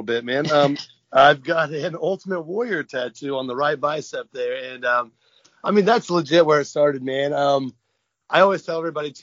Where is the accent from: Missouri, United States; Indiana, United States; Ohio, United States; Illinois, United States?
Indiana, United States; near Lafayette; Lafayette, Indiana was... Yep. Close to my hometown